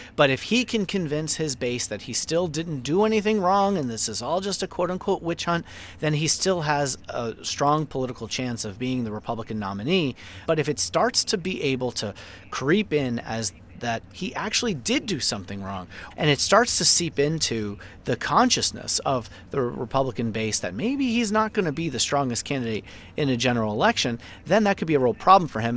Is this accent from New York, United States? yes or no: yes; New York City, New York, United States; anybody who's grown up in Queens, uh, yours truly